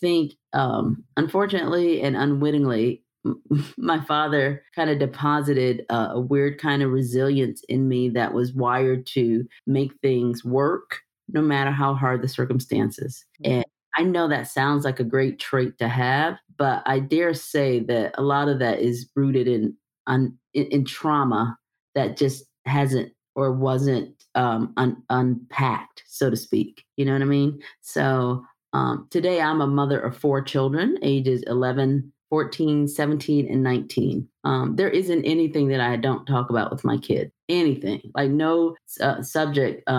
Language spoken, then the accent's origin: English; Detroit, Michigan, United States; I'm from Detroit, the fact that I was raised by these types of matriarchal women, the fact that I was raised in church.